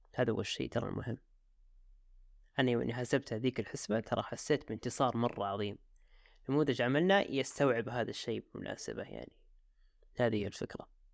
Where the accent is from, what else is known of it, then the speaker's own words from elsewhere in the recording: Jeddah, Makkah Province, Saudi Arabia; عندنا في جدة